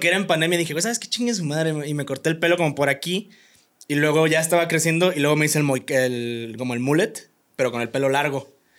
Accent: Comonfort, Guanajuato, Mexico; Yo soy de Comonfort, Guanajuato

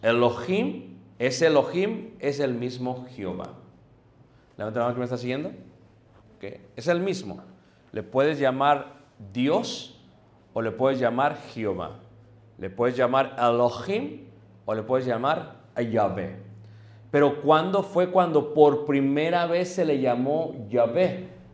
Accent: Mexico; nosotros como mexicanos

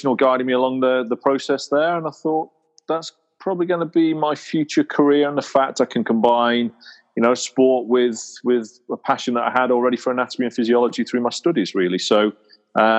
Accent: Stoke-on-Trent, West Midlands, United Kingdom; I grew up in Stoke-on-Trent, which is in the middle of England

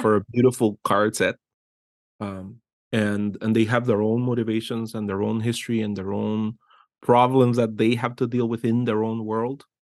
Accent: Guatemala; moved away as an adult; I was born in Guatemala and I grew up there for thirty years

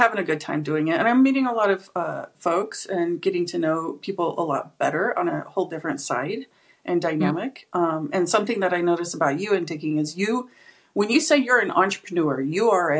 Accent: United States; I am not from Canada, so I don't speak Canadian.

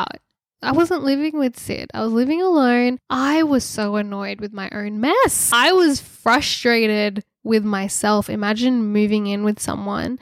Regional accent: Sydney, New South Wales, Australia; I grew up in Sydney

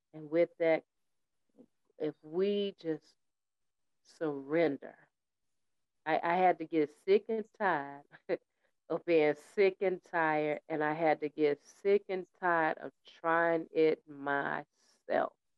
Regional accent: United States; also born or lived in Tennessee / New York; I was raised up in Tennessee in the winter with my great aunt and in New York with my mother

